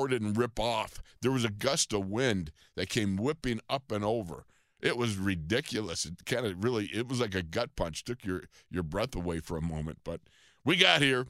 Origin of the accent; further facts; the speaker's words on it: Buffalo, New York, United States; moved away; I am from Buffalo